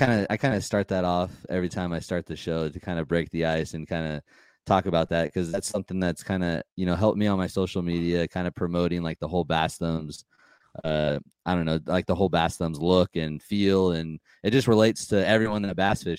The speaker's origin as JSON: {"language": "English", "region": "California", "country": "United States", "said": "we're from California"}